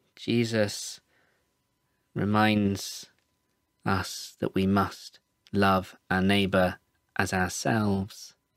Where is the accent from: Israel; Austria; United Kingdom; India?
United Kingdom; Birmingham, West Midlands; I'm from Birmingham in England. I'm involved with a church here called Word of Hands